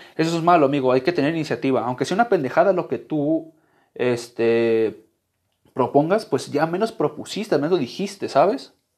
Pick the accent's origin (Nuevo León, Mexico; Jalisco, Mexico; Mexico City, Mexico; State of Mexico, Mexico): Jalisco, Mexico; Guadalajara; yo soy de Guadalajara